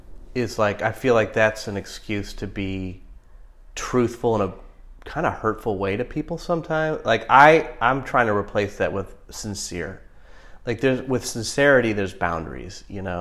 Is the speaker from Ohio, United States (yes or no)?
yes; Ohio, United States; I'm from Ohio